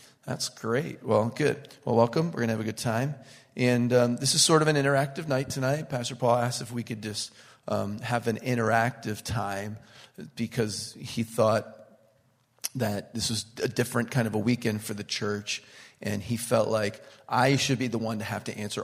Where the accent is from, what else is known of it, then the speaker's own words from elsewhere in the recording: Pennsylvania, United States; now in Connecticut, United States; I'm from Pennsylvania, but I live in Connecticut